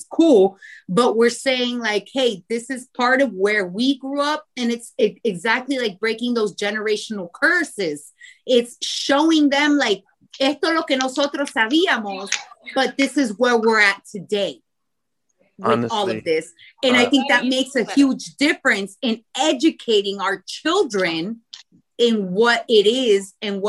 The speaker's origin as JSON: {"language": "English", "country": "Costa Rica", "said": "Like, I'm from Costa Rica. I'm from a country that has the most blended people ever in this world."}